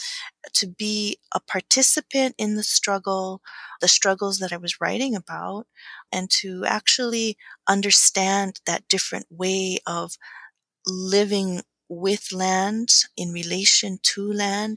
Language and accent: English; Pukalani, Hawaii, United States; also born or lived in Berkeley; I grew up on Maui, in Pukalani, that's upcountry on the slopes of Haleakala.